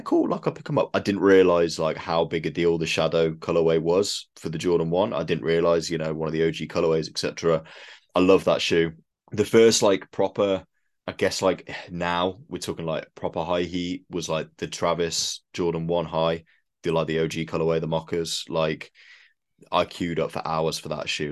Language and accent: English; United Kingdom; we're British